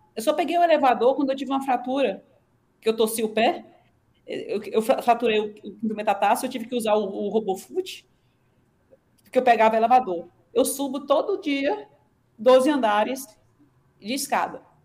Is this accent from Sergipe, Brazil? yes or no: yes; Aracaju, Sergipe, Brazil; moved away as an adult; now in Ribeirão Preto, Brazil; eu sou de Aracaju, então tinha a orla para eu correr